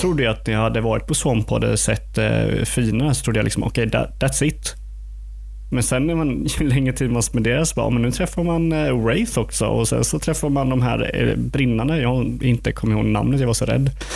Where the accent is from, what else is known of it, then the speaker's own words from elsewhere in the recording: Eksjö, Jönköping County, Sweden; jag är ju från Eksjö